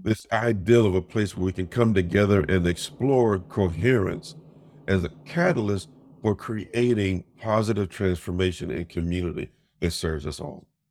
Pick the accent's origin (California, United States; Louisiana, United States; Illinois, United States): Illinois, United States; Chicago; growing up in Chicago, my dad was one of the first, uh, African-Americans to be promoted to a district commander in the police force